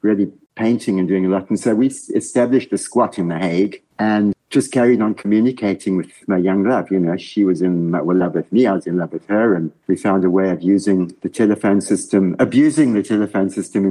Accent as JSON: {"language": "English", "town": "Windhoek", "region": "Khomas", "country": "Namibia", "tie": "born or raised there", "also_born_or_lived": "Cape Town, South Africa / United Kingdom", "moved": "as an adult", "lives_now": "Switzerland", "said": "I was born in Namibia, which was then Southwest Africa. And I went to school with my esteemed host"}